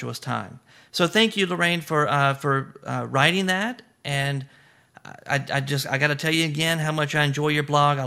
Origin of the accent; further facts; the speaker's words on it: the South, United States; now in Louisiana, United States; I'm from the South. I'm here in Louisiana, and we eat shrimp all the time